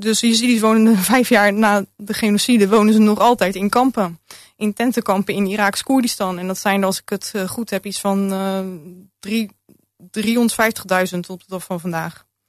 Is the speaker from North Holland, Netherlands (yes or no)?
no; Rotterdam, South Holland, Netherlands; born or raised there